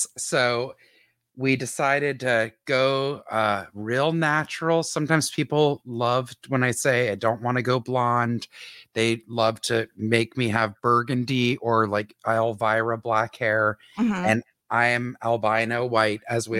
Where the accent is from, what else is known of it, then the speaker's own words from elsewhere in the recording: Canada; Only because we are both Canadian citizens.